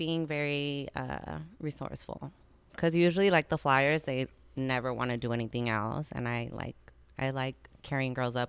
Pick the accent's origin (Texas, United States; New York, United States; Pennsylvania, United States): Texas, United States; El Paso; now in Dallas, United States; I live in Dallas, but I'm from El Paso.